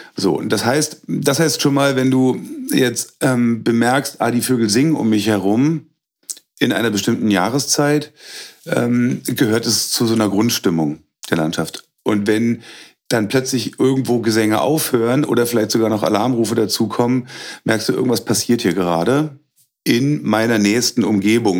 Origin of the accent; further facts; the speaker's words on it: Berlin, Germany; moved away as an adult; also born or lived in Hagelberg, Fläming, Brandenburg; now in Fläming, Germany; Gebürtig komme ich aus Berlin